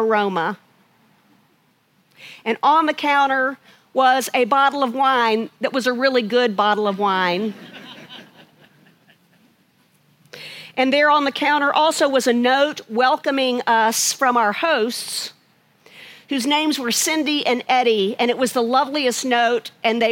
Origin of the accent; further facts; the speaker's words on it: Chapel Hill, North Carolina, United States; also born or lived in Charlotte, North Carolina; I grew up in Chapel Hill, North Carolina, but I bring greetings from Charlotte